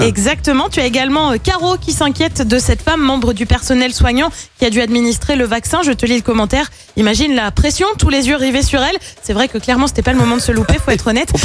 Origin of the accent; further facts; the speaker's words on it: the Loire, Auvergne-Rhône-Alpes, France; chez nous dans la Loire